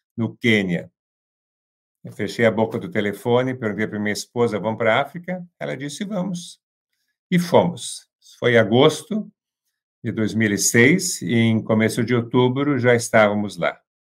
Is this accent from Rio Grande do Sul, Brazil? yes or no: yes; Santa Cruz do Sul, Rio Grande do Sul, Brazil; moved away; also born or lived in São Paulo; voltei aqui para minha cidade natal, Santa Cruz do Sul